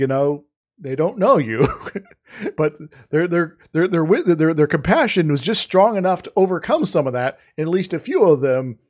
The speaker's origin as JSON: {"language": "English", "region": "Iowa", "country": "United States", "tie": "born or raised there", "said": "growing up in Iowa"}